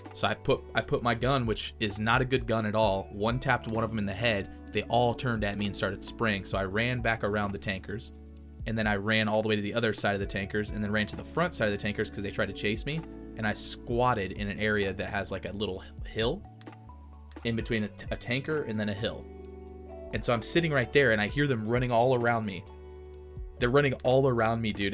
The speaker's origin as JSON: {"language": "English", "region": "Texas", "country": "United States"}